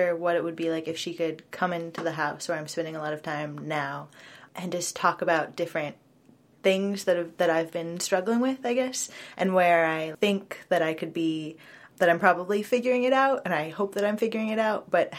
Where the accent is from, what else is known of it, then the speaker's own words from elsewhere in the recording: Portland, United States; also born or lived in Minnesota; I'm from Portland